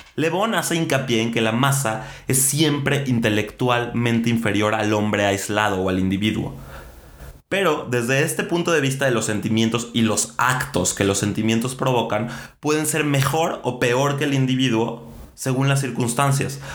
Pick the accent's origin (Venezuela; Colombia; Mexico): Mexico; nos merecemos como mexicanos